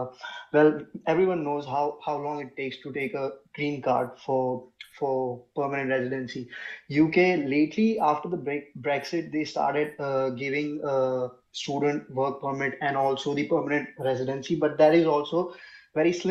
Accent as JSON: {"language": "English", "country": "India", "moved": "yes", "lives_now": "Canada", "said": "I come from India"}